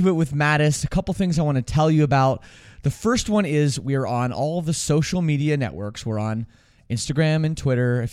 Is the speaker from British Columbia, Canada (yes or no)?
no; Toronto, Ontario, Canada; growing up in Toronto, just like brutal winter storms every year